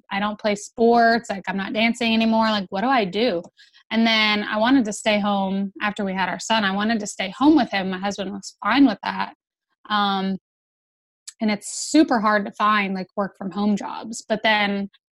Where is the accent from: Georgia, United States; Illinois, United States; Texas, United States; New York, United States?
Georgia, United States; I grew up in Georgia, so born and raised, been here my whole life